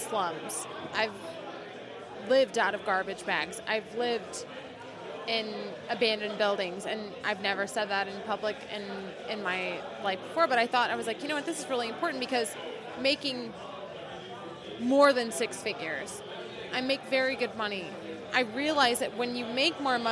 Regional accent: Shawnee, Oklahoma, United States; moved away; I'm from Oklahoma. I am from a small town called Shawnee, Oklahoma

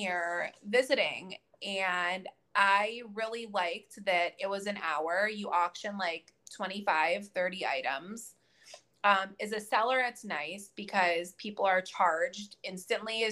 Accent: Rochester, New York, United States; moved away as an adult; now in Sarasota, United States; I'm down in Florida in the Sarasota area, but I'm from Western New York. I grew up in Rochester up until 3 years ago

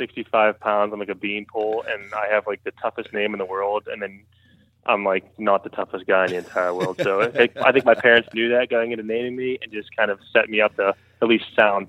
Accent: Johnstown, Pennsylvania, United States; Okay, I am from Johnstown, Pennsylvania, which is about an hour and a half east of Pittsburgh.

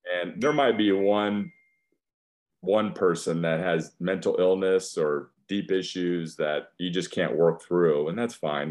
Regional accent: West Union, Iowa, United States; now in Texas, United States; I was born in Iowa.

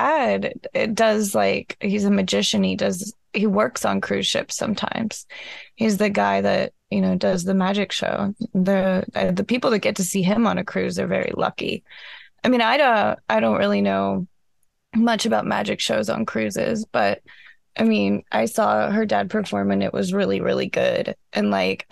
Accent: Iowa, United States; I was from Iowa and we didn't have palm trees

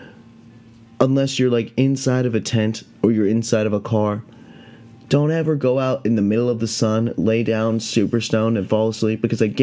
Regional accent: California, United States; Yosemite National Park here in my home state of California

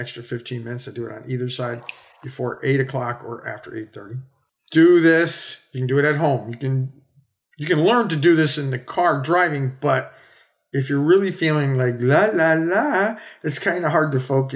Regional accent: United States; I'm an American. I'm a doctor

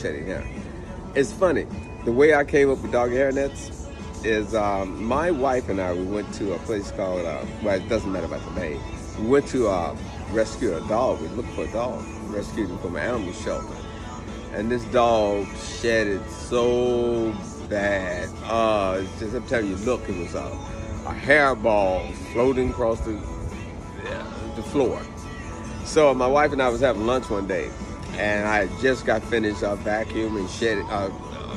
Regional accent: Chicago, Illinois, United States; I'm from Chicago, Illinois.

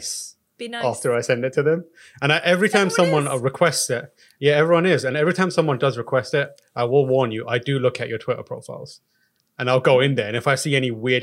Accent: United Kingdom; No, you should be worried. As a British person, I'm telling you.

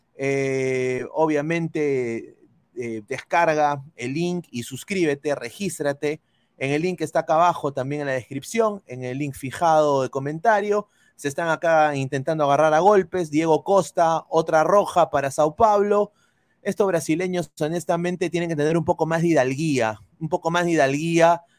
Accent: Peru; moved away; como peruano, como eh, eh, periodista en el extranjero

